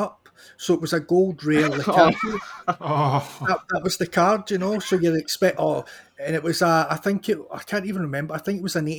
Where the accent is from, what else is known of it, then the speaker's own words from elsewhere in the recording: Scotland, United Kingdom; we're both Scottish